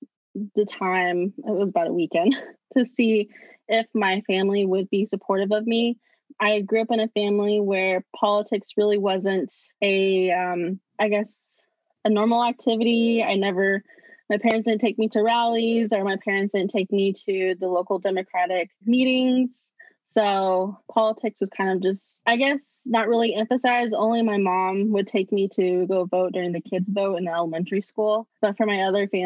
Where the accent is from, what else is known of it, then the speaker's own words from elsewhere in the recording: Lawrence, Kansas, United States; I was born and raised in Lawrence and currently live my whole life in District 10